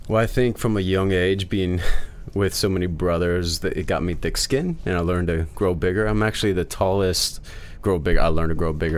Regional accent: Midwest, United States; I'm from the Midwest

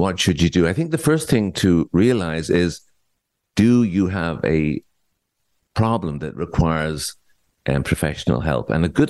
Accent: Ireland; now in Ontario, Canada; I came from Ireland many years ago at the invitation of the Ministry of Health of Ontario because there was a shortage of psychiatrists.

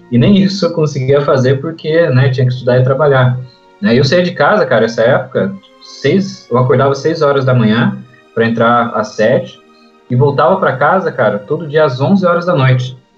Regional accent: Brazil; a gente é brasileiro

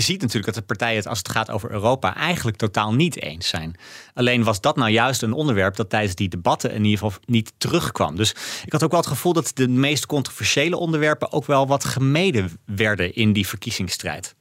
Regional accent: Netherlands; als Nederlander

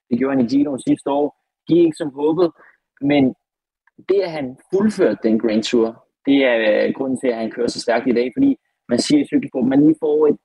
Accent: Denmark; når vi er fra Danmark.

